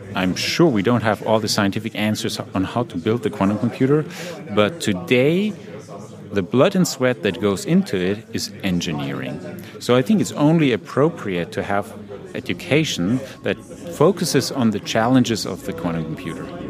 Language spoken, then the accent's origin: English; Turkey; moved away as an adult; now in Switzerland; I am coming from Turkey and I'm 24 years old